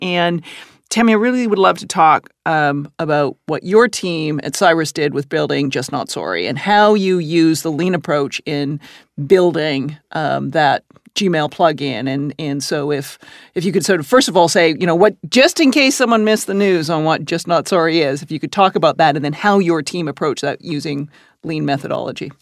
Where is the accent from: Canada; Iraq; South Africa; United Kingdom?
Canada; I'm Canadian